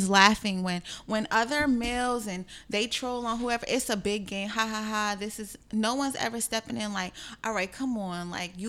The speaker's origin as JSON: {"language": "English", "region": "New Jersey", "country": "United States", "tie": "born or raised there", "said": "I'm from Jersey, so they played like Jersey club music back when I was like younger."}